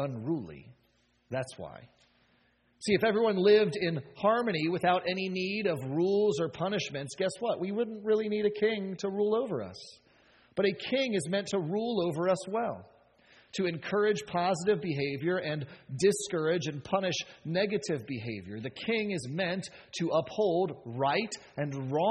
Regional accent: United States; as American as we are

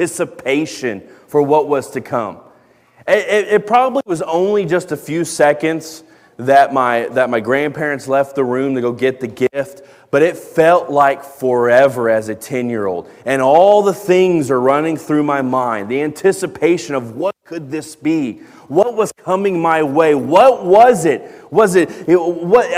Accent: Dallas-Fort Worth, Texas, United States; where I grew up in Dallas-Fort Worth

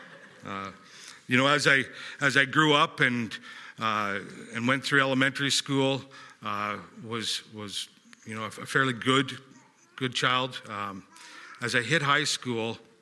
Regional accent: West Kelowna, British Columbia, Canada; also born or lived in Calgary, Alberta; I was born in Calgary and moved out here at the age of 4 years old. I'm 47 right now, into Glen Rosa. So I've been in West Kelowna my whole life

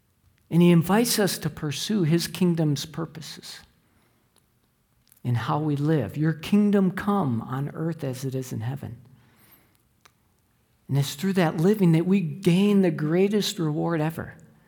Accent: Chicago, Illinois, United States; I grew up in the Chicago area, and at a young age, I was indoctrinated to be a Chicago Bears fan.

